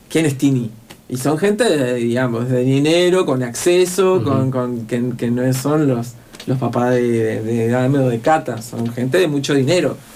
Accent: Neuquén, Argentina; en el que soy un chabón de Neuquén, de la loma del Montoto, y que no soy hijo de gente, digamos, que, a mí me pueda habilitar

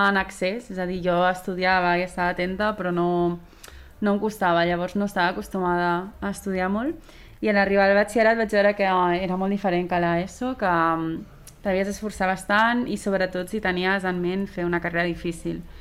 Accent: Sant Cugat, Catalonia, Spain; tinc 25 anys, sóc de Sant Cugat i he estudiat Medicina

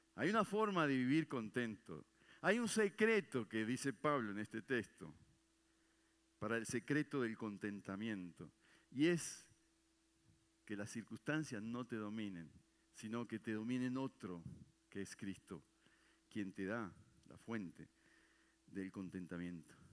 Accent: Uruguay; moved away

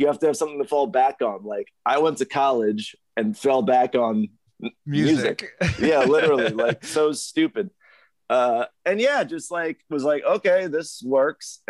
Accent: Bay Shore, New York, United States; moved away; I grew up in Bay Shore, Long Island.

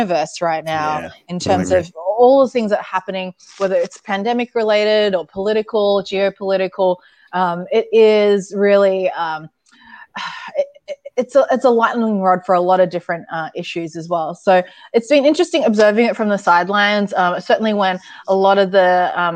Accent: Sydney, New South Wales, Australia; moved away as an adult; now in Seattle, United States; after living and growing up in Sydney, Australia

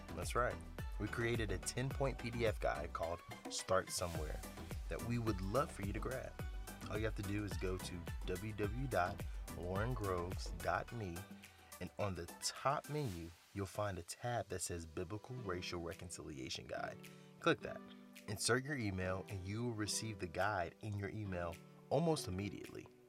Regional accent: United States; I am American

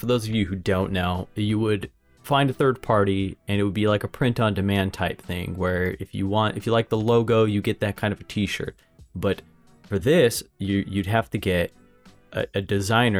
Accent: United States

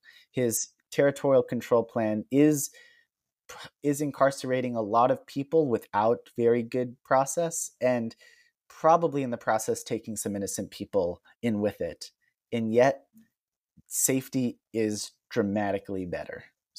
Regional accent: United States; as an American

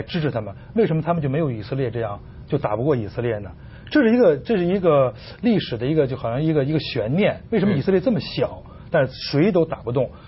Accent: China; 我们中国人

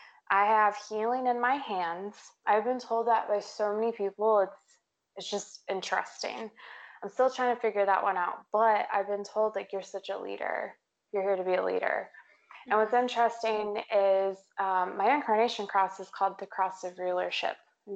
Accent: Texas, United States; I grew up, I'm from Texas. And whenever people ask me like, where are you from? I'm like, I'm from Texas. Like, oh, where? And I'm like, everywhere.

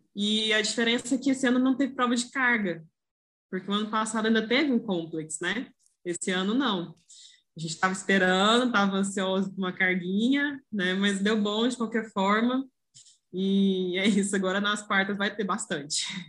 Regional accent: Goiânia, Goiás, Brazil; eu sou aqui de Goiânia

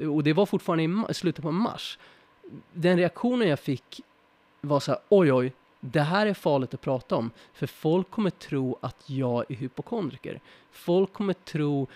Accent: Sweden; oss som svenskar

